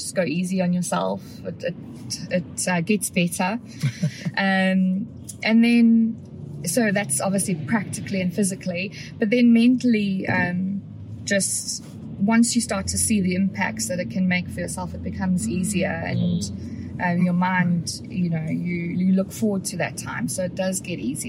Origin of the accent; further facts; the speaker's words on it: South Africa; moved away; I'm South African and a lot of my loved ones in the UK